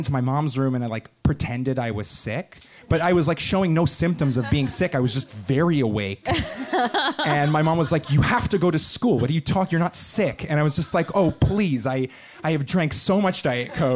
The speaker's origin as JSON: {"language": "English", "area": "Long Island", "region": "New York", "country": "United States", "said": "I'm from Long Island."}